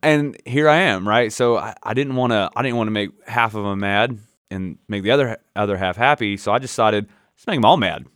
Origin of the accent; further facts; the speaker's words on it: Northwest Florida, United States; growing up in Northwest Florida, especially back in back when I did it in the nineties